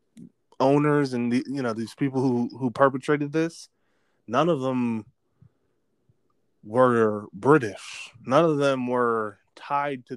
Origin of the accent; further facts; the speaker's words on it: Pittsburgh, Pennsylvania, United States; moved away; we're originally from Pittsburgh